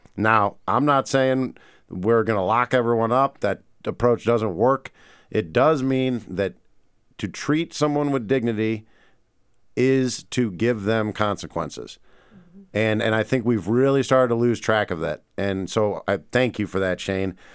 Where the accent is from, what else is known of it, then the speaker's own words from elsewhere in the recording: St. Louis, Missouri, United States; now in Great Falls, United States; I'm from Saint Louis